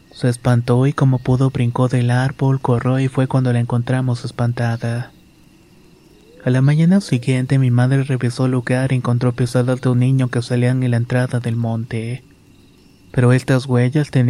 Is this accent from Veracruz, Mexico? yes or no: yes; Catemaco, Veracruz, Mexico; Soy originaria de Catemaco, Veracruz.